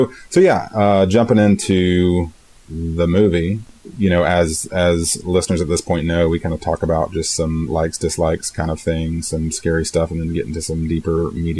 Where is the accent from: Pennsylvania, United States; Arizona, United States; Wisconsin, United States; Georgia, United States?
Georgia, United States; the one time you may have ever visited my hometown in Georgia.